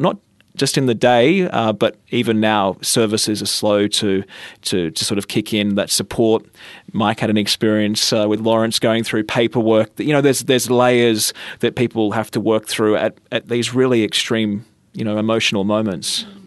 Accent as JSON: {"language": "English", "town": "Batemans Bay", "region": "New South Wales", "country": "Australia", "tie": "born or raised there", "said": "My hometown is Bateman's Bay. That's where I grew up."}